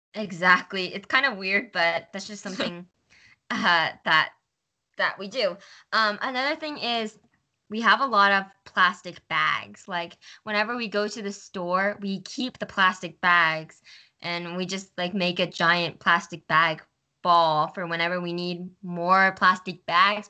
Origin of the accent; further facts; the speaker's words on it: New Jersey, United States; now in Washington, United States; I lived in a predominantly uh, white area in New Jersey